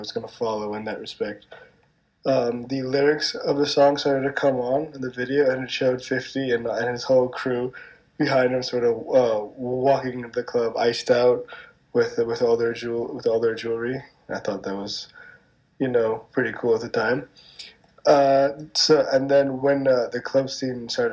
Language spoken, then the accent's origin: English; New York City, New York, United States; I'm from Manhattan. I was born and raised here, but my parents were not.